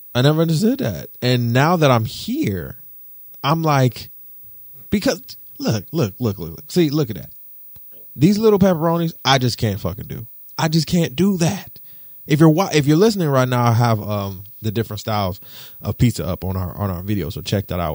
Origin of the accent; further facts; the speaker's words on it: Detroit, Michigan, United States; moved away; I'm from Detroit.